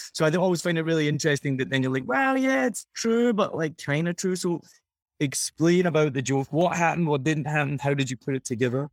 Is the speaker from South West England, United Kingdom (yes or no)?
no; Scotland, United Kingdom; now in Vietnam; I'm from Scotland